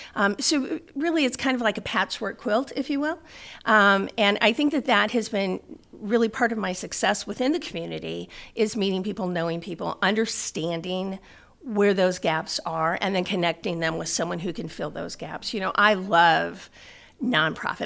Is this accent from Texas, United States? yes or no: no; South Bend, Indiana, United States; I was born and raised in South Bend